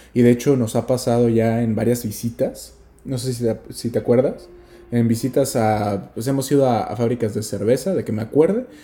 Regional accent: Mexico; moved away; nosotros somos de México

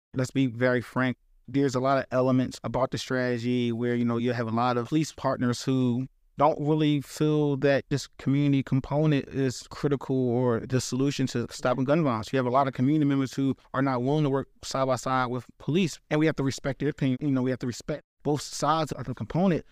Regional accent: Philadelphia, Pennsylvania, United States; within the city of Philadelphia, I'm from Germantown.

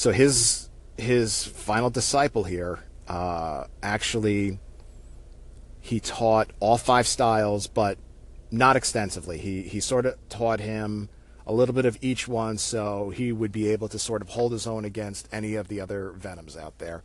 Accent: New York City area, United States; where I grew up in the New York City area

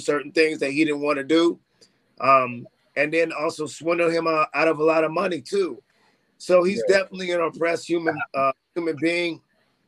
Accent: Cleveland and Cincinnati, Ohio, United States; now in Seattle, United States; Me growing up in Cleveland and Cincinnati

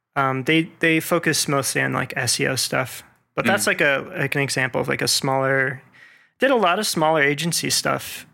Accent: Las Vegas, Nevada, United States; now in Atlanta, United States; I am originally from Las Vegas, Nevada

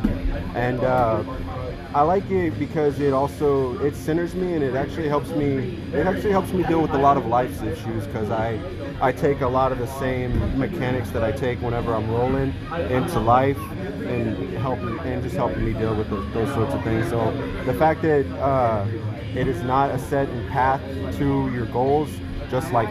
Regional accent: Bryan, Texas, United States; moved away as an adult; now in Oregon, United States; In my hometown of Bryan, Texas

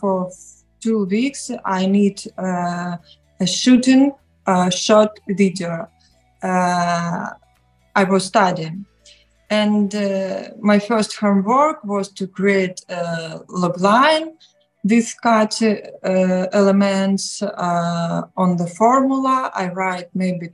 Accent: Novy Urgal, Khabarovsk Krai, Russia; English is a second language; moved away as an adult; also born or lived in Moscow, Russia; now in Kazakhstan; I'm from Far East Russia

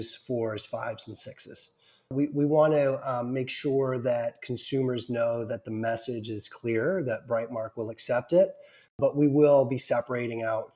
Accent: Ontario, Canada; I'm from Ontario, Canada.

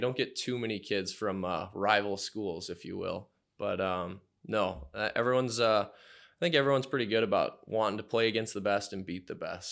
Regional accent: Menomonie, Wisconsin, United States; grew up there, uh, really liked the small town atmosphere

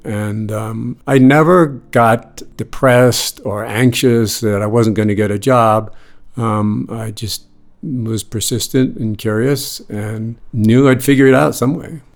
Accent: Boston, Massachusetts, United States; moved away as an adult; also born or lived in New York City; I grew up in Boston, North Shore of Boston

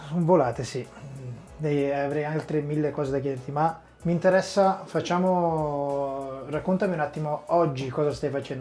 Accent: Sassuolo, Emilia-Romagna, Italy; Io sono cresciuto a Sassuolo

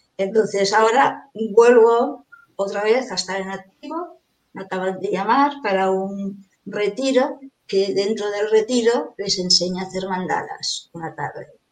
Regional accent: Barcelona, Catalonia, Spain; also born or lived in Caracas, Venezuela; Yo a los seis años ya estaba aquí

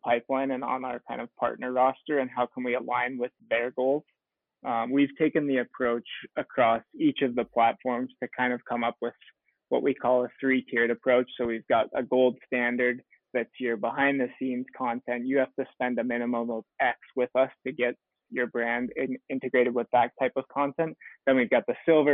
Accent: Michigan, United States; moved away as an adult; also born or lived in San Diego, United States; now in Phoenix, United States; I grew up in Michigan, went to grad school at San Diego State

